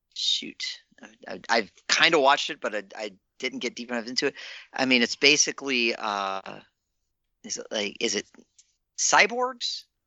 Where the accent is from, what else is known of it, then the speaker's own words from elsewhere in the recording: Virginia, United States; I grew up in Virginia